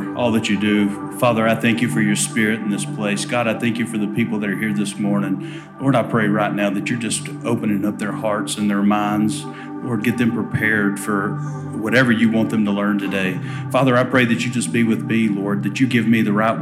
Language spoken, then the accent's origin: English; Alabama, United States; accent: drawl; I am from Alabama.